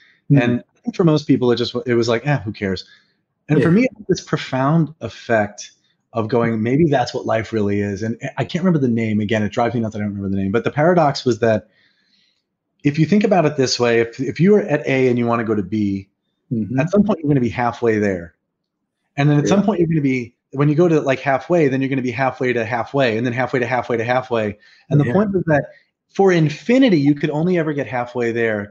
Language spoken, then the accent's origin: English; New York, United States; I'm a New Yorker